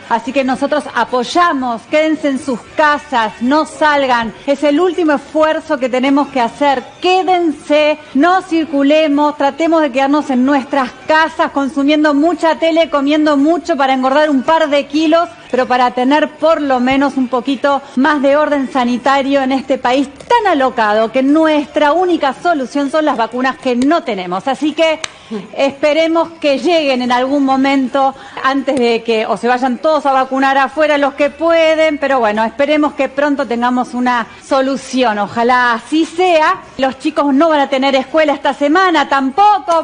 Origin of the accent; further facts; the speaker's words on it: Argentina; yo lo pido como ciudadana argentina